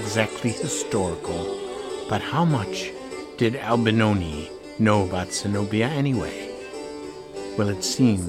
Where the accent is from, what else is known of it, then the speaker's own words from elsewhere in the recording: Chicago, Illinois, United States; That movie somehow finds itself on Channel 9 in Chicago every year that I was growing up.